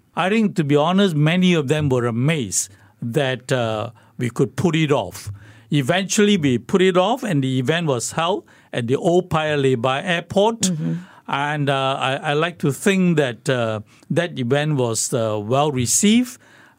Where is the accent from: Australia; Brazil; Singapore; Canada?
Singapore; And I told them I'm from Singapore. And they asked me, which part of China were you from? I said, no. I was not from China.